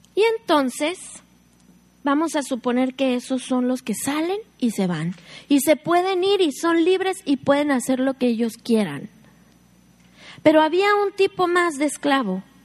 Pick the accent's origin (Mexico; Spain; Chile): Mexico; Somos mexicanas